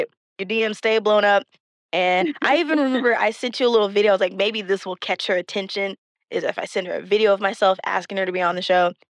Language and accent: English; Texas, United States; We're both from Texas